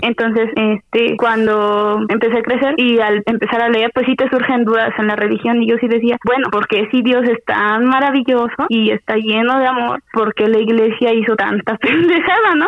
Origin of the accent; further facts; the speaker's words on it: a town bordering Apan, Hidalgo, Mexico; la ciudad que colinda con mi pueblo